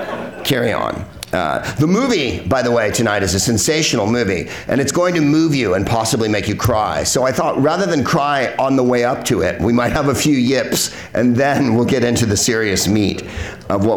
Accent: San Carlos, California, United States; I'm from San Carlos

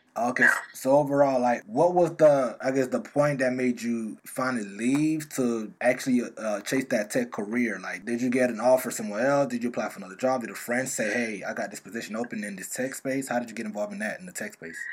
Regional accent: South Florida, United States; I'm from South Florida

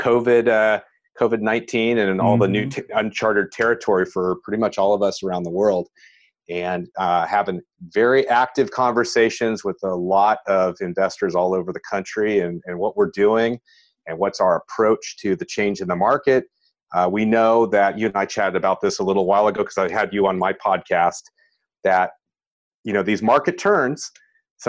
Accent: San Francisco Bay Area, California, United States; I grew up in the San Francisco, California Bay Area.

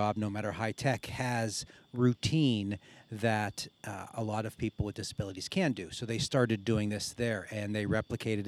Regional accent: Beaver County, near Pittsburgh, Pennsylvania, United States; now in Erie, United States; I am from Beaver County, and which is down by Pittsburgh

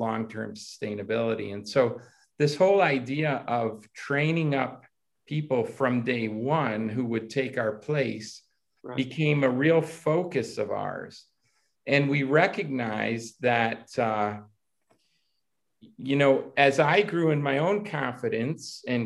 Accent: United States; moved away as an adult; also born or lived in Italy; I grew up in America

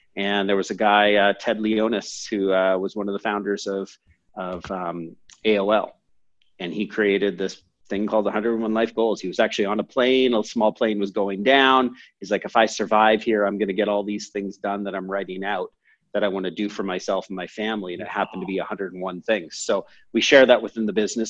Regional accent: Canada; also born or lived in San Francisco, United States / England; i was born in san francisco i moved to canada when i was seven or eight

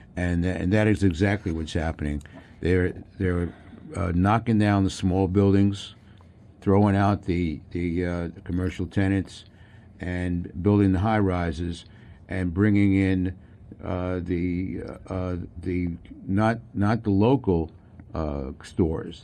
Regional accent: New York, United States; I was brought up in New York

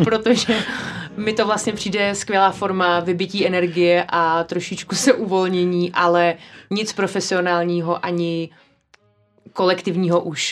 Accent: a village near Prague, Central Bohemian Region, Czechia; jsem vyrostla na vesnici kousíček od Prahy

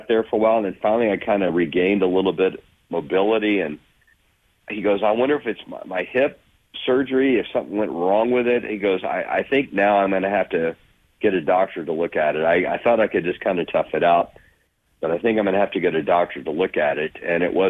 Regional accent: Dallas, Texas, United States; moved away as an adult; also born or lived in Chicago, Illinois / Virginia Beach, Virginia; now in Helena, United States; grew up in Dallas, Texas

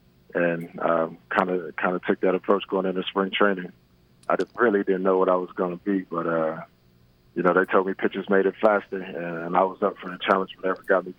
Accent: Columbus, Georgia, United States; also born or lived in Germany; Yeah, I was born in Germany due to the fact that my father was in the military. But I do like to claim Columbus, Georgia. You know, that's where I spent a majority of my childhood.

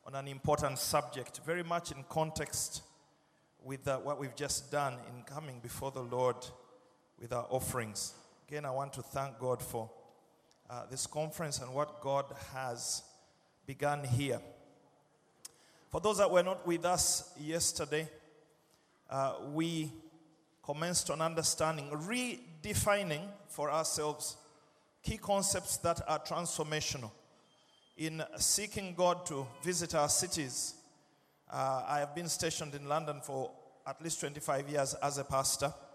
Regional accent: Uganda; now in United Kingdom; 1988, I was translated out of Uganda into the United Kingdom by British Airlines.

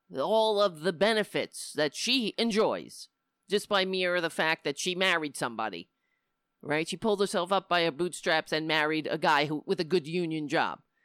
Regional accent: New York, United States; I live in New York. I was born in New York. I, I hate my accent

